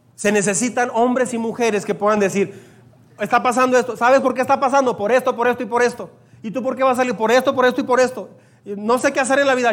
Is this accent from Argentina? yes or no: no; Mexico; me siento muy orgulloso y contento de ser mexicano. Creo que soy el más mexicano apasionado aquí en esta iglesia